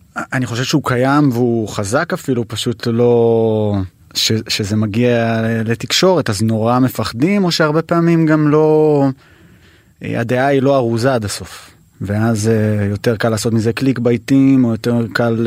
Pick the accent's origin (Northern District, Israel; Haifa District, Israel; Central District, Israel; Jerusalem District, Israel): Jerusalem District, Israel; Jerusalem; נולדתי וגדלתי בשכונת הכורדים